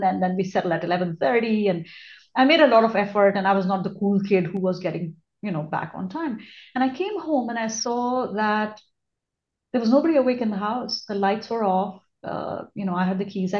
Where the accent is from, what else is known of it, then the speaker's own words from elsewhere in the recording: India; moved away as an adult; also born or lived in Australia / United States; now in Singapore; I was born and brought up in India, but then I have lived and worked in Australia, which is below the equator, and in the US, which is above the equator. And now I am at the equator in Singapore.